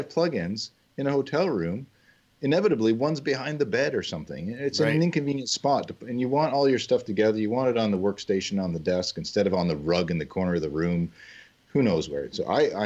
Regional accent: Canada; as a Canadian

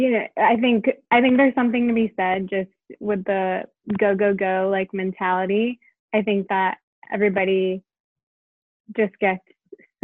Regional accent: Connecticut, United States; I grew up in Connecticut

